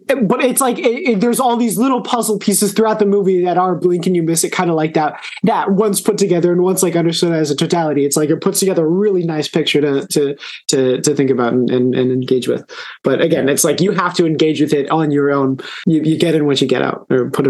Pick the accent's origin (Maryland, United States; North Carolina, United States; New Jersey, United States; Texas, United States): Texas, United States; Austin; I'm from Austin, so I'm gonna